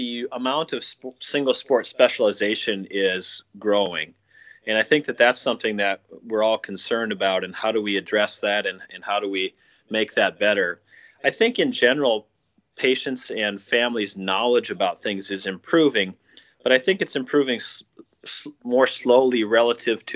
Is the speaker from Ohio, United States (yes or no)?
no; Minnesota, United States; moved away as an adult; also born or lived in South Carolina; I'm from Minnesota originally